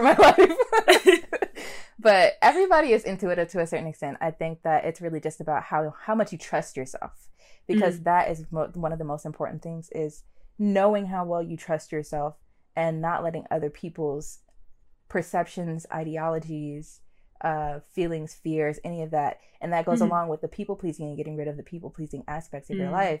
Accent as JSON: {"language": "English", "town": "Chicago", "region": "Illinois", "country": "United States", "said": "I'm from Chicago."}